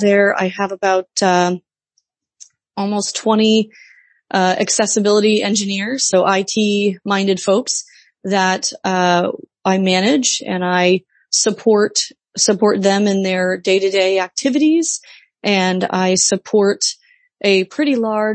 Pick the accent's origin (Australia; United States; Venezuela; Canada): United States; Midwest; moved away as an adult; now in Washington DC area, United States; I was raised in the Midwest. I moved to the Washington DC area right after college